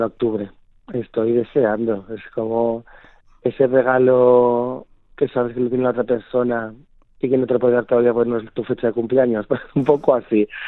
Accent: Zamora, Castile and León, Spain; moved away as an adult; now in Madrid, Spain; Soy zamorano

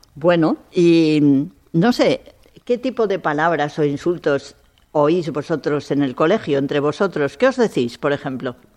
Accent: Spain; esta sociedad nuestra española

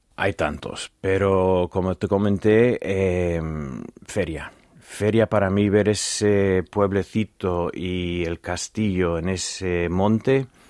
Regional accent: Virginia, United States; Spanish is a second language; now in Los Santos de Maimona, Spain; Culturalmente, de donde vengo yo

